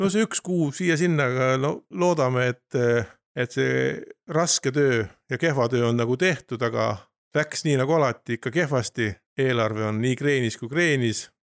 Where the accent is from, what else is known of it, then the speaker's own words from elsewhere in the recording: Kilingi-Nõmme, Pärnu County, Estonia; olen sündinud Naglajärvi Järkli toas ja elanud kogu elu Kilingi-Nõmmes